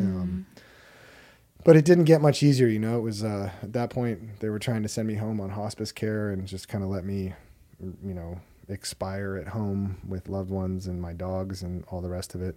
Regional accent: Hermosa Beach, California, United States; I'm from Hermosa Beach, California

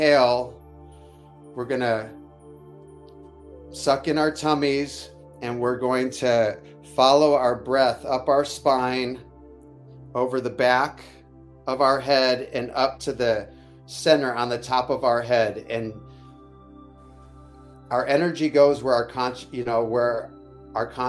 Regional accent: Detroit, Michigan, United States; moved away; my Midwest roots of Detroit-ish.

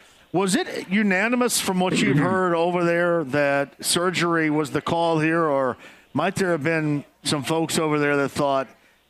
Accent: Southern Indiana, United States; My mom still lives where I grew up in Southern Indiana.

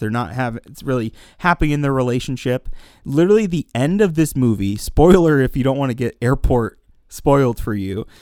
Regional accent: Pennsylvania, United States; I'm from Pennsylvania, currently live in Pennsylvania, not too far from Lancaster

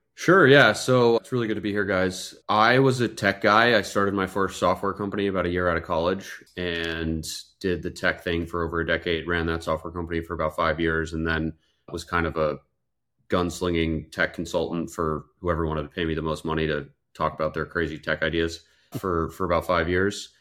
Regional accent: outside Philadelphia, Pennsylvania, United States; also born or lived in Europe / New York City; now in Tampa, United States; I grew up outside Philadelphia

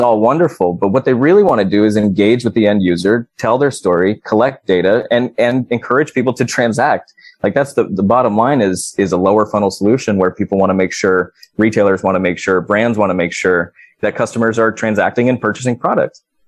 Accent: California, United States; my home state of California

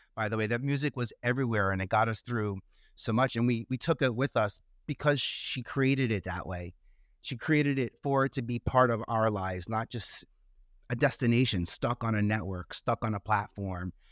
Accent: New York, United States; I stayed in New York, uh, I'm a New Yorker

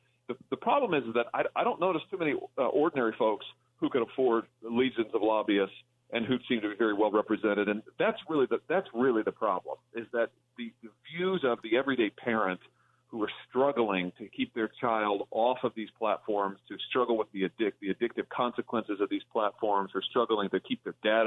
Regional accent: Missouri, United States; in Missouri, my home state

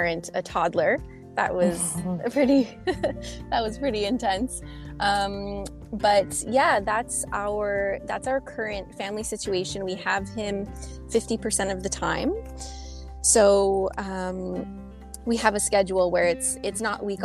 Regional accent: Montreal, Quebec, Canada; also born or lived in British Columbia; So I was born here. I lived for a few years in British Columbia, which is the province on the other end of the country. That's where my mom is from. So we lived there for a few years when I was a child. But the majority of my life I've spent in Montreal

